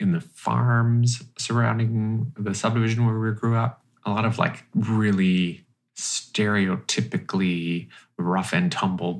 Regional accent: Langley, British Columbia, Canada; I was born in Murrayville, BC, which is the town, I think, that surrounds the hospital in Langley

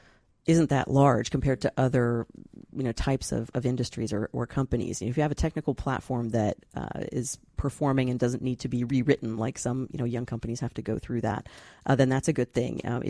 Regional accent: Santa Monica, California, United States; born there; I mean, I was born in Santa Monica.

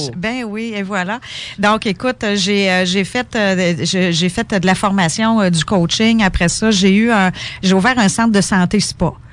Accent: Quebec, Canada; also born or lived in Ontario; je suis québécoise, je suis québécoise

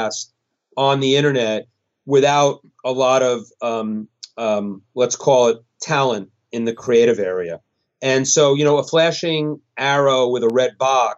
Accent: Westport, Connecticut, United States; My hometown, Westport, Connecticut

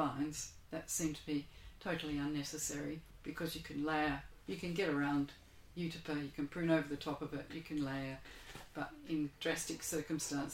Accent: Australia; also born or lived in Geisenheim, Germany; We're Australian, we're not European

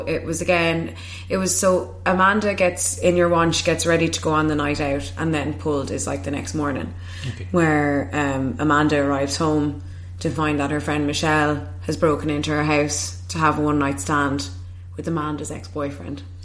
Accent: Kilkenny, Leinster, Ireland; moved away; my hometown in Kilkenny

